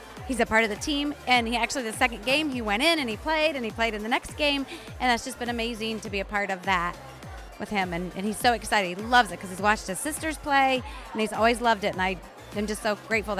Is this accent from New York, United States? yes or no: no; Ohio, United States; I'm from Ohio